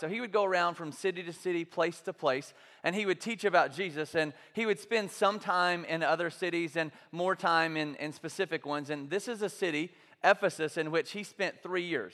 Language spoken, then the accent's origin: English; the South, United States; growing up in the South, in this culture, in this context